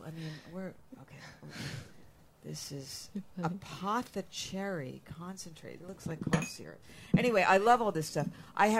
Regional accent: Philadelphia, Pennsylvania, United States; moved away; also born or lived in San Francisco; I'm from Philadelphia, which was founded by William Penn, who was a Quaker.

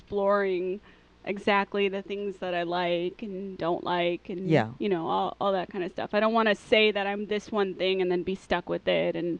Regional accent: Chicago, Illinois, United States; moved away as an adult; now in California, United States; I'm from Chicago.

